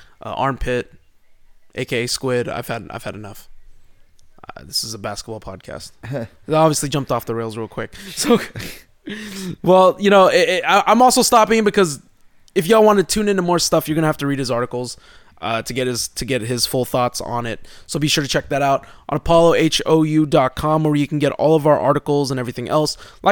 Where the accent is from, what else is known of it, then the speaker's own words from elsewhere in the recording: Houston, Texas, United States; I am from Houston. Isn't that weird?